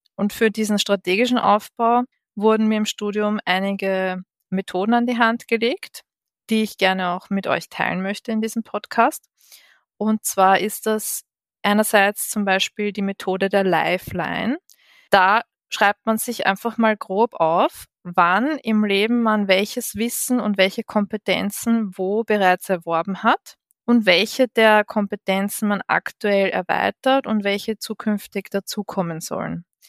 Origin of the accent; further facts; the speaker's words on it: Vienna, Austria; ich bin gebürtige Wienerin